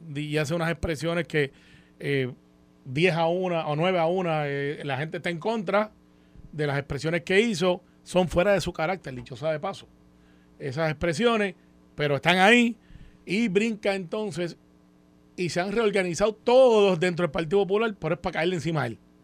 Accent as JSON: {"language": "Spanish", "town": "Guaynabo", "country": "Puerto Rico", "said": "en el campo en Santa Rosa de Guaynabo o Cantagallo de donde yo soy"}